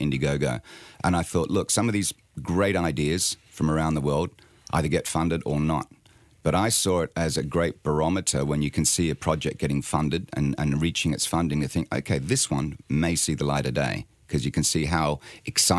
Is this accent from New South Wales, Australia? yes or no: yes; Sydney, New South Wales, Australia; also born or lived in London; now in Bournemouth, United Kingdom